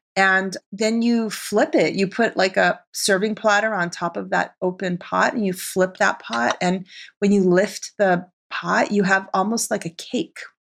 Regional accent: Arizona, United States; moved away as an adult; also born or lived in Tehran, Iran / New York City; now in Los Angeles, United States; Iranian chick growing up in Arizona

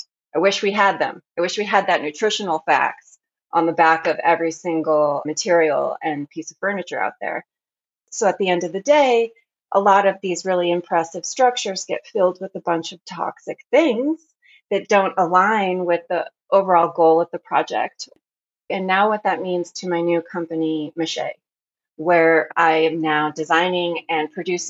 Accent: Arizona, United States; born there; also born or lived in France; now in Oregon, United States; I am living currently in Oregon, but I was born in Arizona. And in between those two states, I lived in France for a period of time.

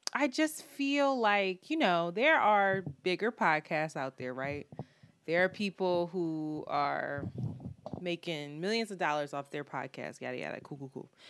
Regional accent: Philadelphia, Pennsylvania, United States; I am from Philadelphia

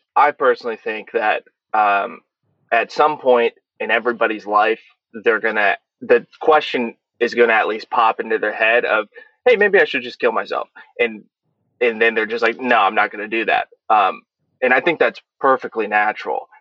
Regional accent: Olathe, Kansas, United States; moved away as an adult; also born or lived in Tunisia; I grew up in Kansas City, in Olathe, Kansas

